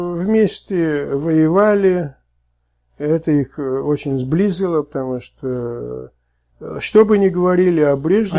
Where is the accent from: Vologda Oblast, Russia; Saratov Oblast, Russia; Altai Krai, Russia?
Saratov Oblast, Russia; Saratov; moved away; я родился в Саратове